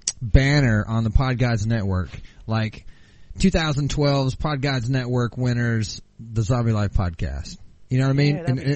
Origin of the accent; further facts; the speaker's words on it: United States; I'm too American for that.